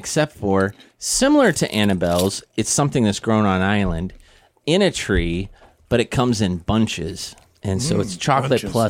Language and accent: English; Missouri, United States; now in Guam; We grew up in Missouri. We had a place called Topsy's Popcorn